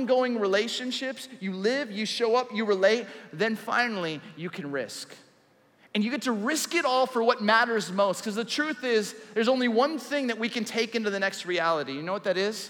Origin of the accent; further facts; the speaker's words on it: Southern California, United States; I grew up in Southern California.